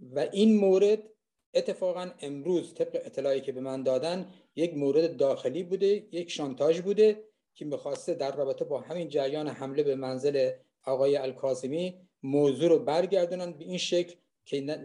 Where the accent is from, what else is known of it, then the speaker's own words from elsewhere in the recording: Khuzestan, Iran; moved away; من خوزستانی هستم